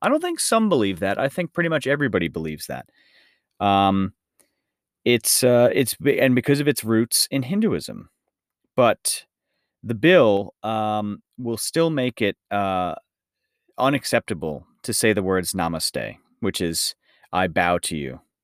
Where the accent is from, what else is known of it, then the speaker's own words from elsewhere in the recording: United States; this is my my home country, but the United States